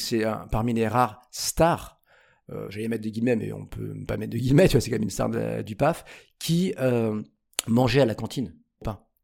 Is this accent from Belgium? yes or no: no; Paris, Île-de-France, France; je suis un vrai Parisien, enfin vrai, je suis né... Je suis né en banlieue toute proche, j'ai vécu 25 ans à Paris